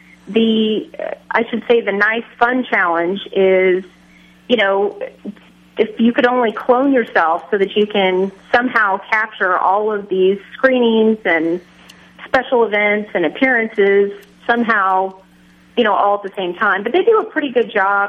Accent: Kansas, United States; my fellow Kansan

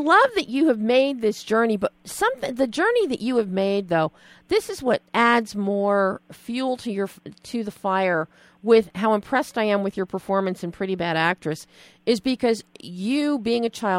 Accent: Philadelphia, Pennsylvania, United States; I'm from Philly, and my grandparents' house is in Forked River.

